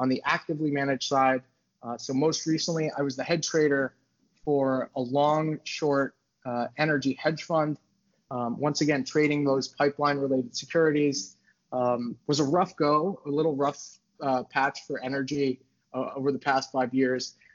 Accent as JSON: {"language": "English", "town": "New York City", "region": "New York", "country": "United States", "tie": "born or raised there", "said": "I'm from New York City. So I grew up in the city"}